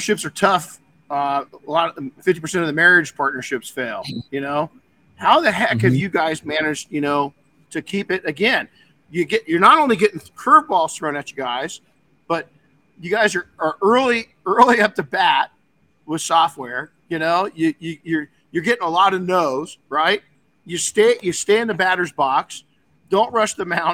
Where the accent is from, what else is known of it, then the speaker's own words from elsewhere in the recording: United States; my home country of America